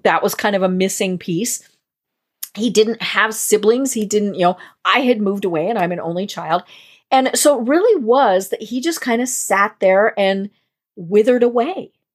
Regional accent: Colorado, United States; born or raised there

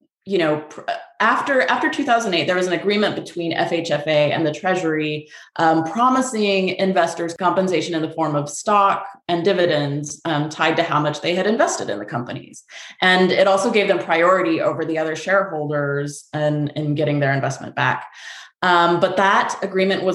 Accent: Texas, United States; moved away as an adult; also born or lived in New York City; now in Vermont, United States; I'm originally from Texas. I went to UT Austin for undergrad. I used to live in New York City

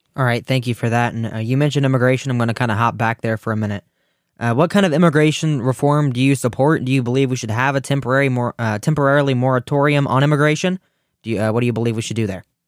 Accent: Ohio, United States; my home state of Ohio

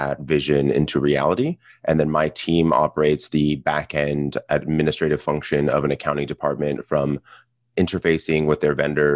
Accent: South Pasadena, California, United States; I grew up in South Pasadena in Los Angeles, Southern Californian through and through

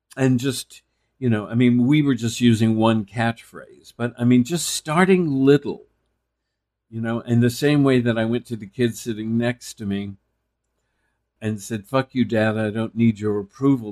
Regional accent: Texas, United States; I was male from Texas

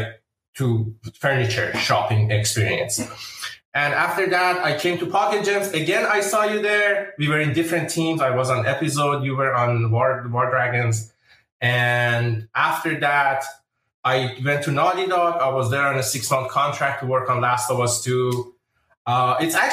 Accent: Iran; moved away as an adult; also born or lived in Wisconsin; now in United States; I'm originally from Iran. I came to USA maybe 15, 14 years ago.

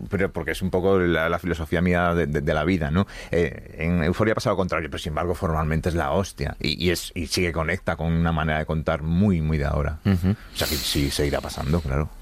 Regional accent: Galicia, Spain; la humedad gallega, que es mi tierra.

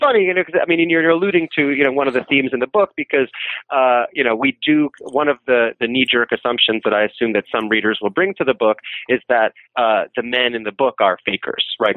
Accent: New York City, New York, United States; I'm from New York City

